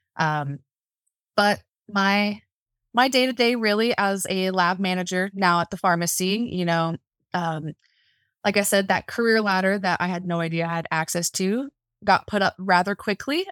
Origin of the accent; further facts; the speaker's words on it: Central Florida, United States; moved away as an adult; now in Montana, United States; I'm originally from Central Florida, and I moved out here about three years ago